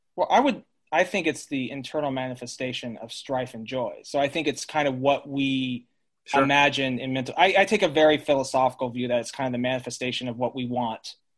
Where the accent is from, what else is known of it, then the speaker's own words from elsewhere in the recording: Colorado Springs, Colorado, United States; moved away; also born or lived in San Luis Obispo, California; Growing up in Colorado Springs, Colorado, we were technically meth- Methodist